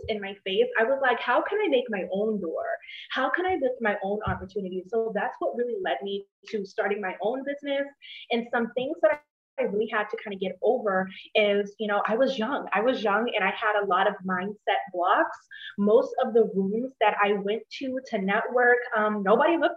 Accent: Charleston, South Carolina, United States; I am from Charleston, South Carolina

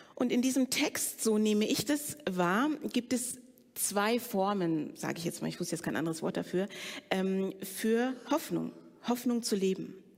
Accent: Frankfurt, Hesse, Germany; ich bin in Frankfurt groß geworden bei meiner Pflegemutter

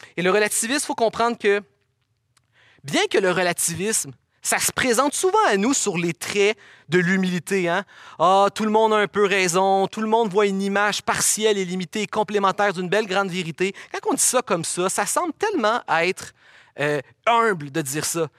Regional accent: Quebec, Canada

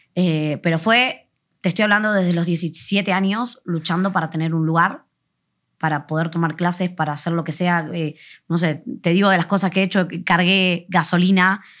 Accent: Buenos Aires, Argentina; moved away as an adult; now in Mexico; vengo vengo de, Buenos Aires, para los que no sabéis dónde soy de Buenos Aires, de Argentina

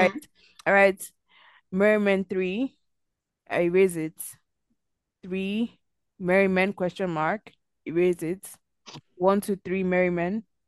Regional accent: Nigeria; we're Nigerian

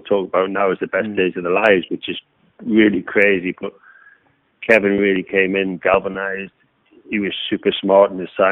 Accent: Newcastle upon Tyne, North East England, United Kingdom; being a Geordie and a local lad playing for Newcastle

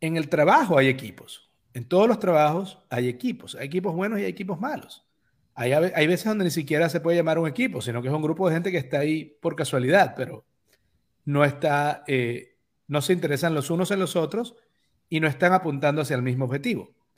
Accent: Venezuela; moved away

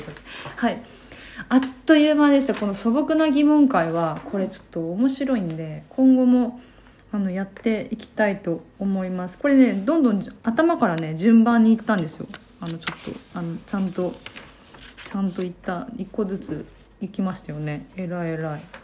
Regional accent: Japan; 在日韓国人3世でございますもうおじいちゃんの代から日本に住んでいますがあの血はゴリゴリの100%な感じ

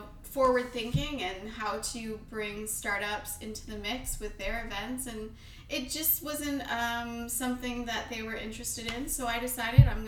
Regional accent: Toronto, Ontario, Canada; I'm from Toronto.

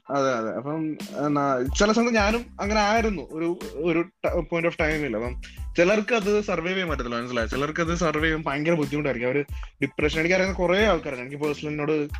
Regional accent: Elanthoor, Kerala, India; moved away as an adult; now in Ottawa, Canada; ഞാൻ പത്തനംതിട്ടക്കാരനാണ് പത്തനംതിട്ടയില് എലന്തൂർ പ്രക്കാനം എന്നൊക്കെ പറയും നമ്മുടെ സ്ഥലത്തിന്റെ പേരാണ്

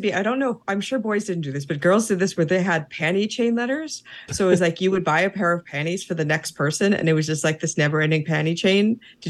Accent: Tennessee, United States; I grew up in Las Vegas. Tennessee. What do you expect from me?

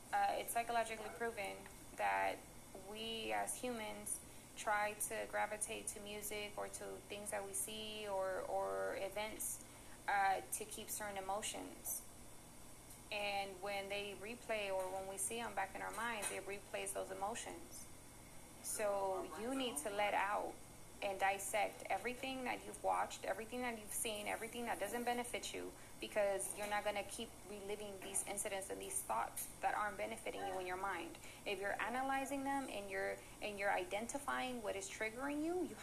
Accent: Richmond, United States; first language Spanish; English is a second language; I was looked at as you a Richmond girl. You a hood girl.

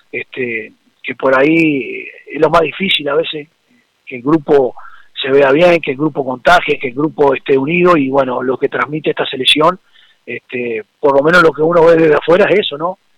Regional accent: Uruguay; pero por el otro lado somos uruguayos, ¿viste? Y los uruguayos siempre, este, más allá de las desventajas, siempre tenemos un plus.

